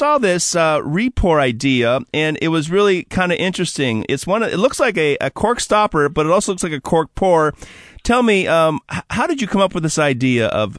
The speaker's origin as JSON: {"language": "English", "town": "Wauwatosa", "region": "Wisconsin", "country": "United States", "tie": "born or raised there", "moved": "yes", "said": "I was born in just outside of Milwaukee, Wauwatosa. So I'm a cheesehead at heart"}